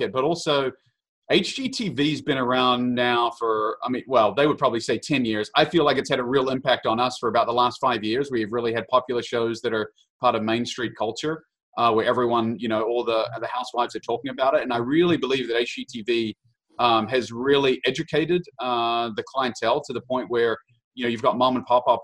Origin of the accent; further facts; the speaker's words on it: New Zealand; moved away as an adult; now in Kansas City, United States; I'm so New Zealander, born and raised, came over here at the age of 18